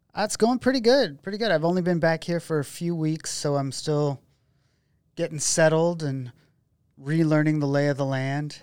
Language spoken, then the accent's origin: English; McKenzie River, Oregon, United States; I grew up out on the Mackenzie River